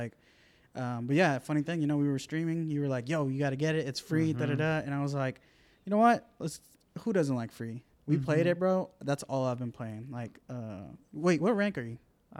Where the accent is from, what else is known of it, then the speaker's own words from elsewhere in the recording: Moore, Oklahoma, United States; I grew up in Moore, South OKC